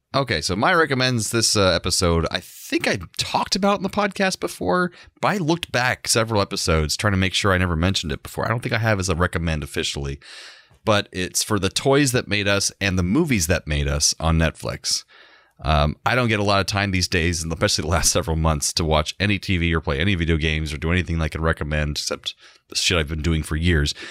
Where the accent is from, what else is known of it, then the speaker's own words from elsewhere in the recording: Orlando, Florida, United States; I grew up and live in Orlando all this time.